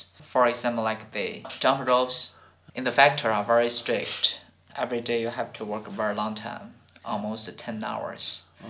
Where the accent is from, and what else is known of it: China; born or raised there; English is a second language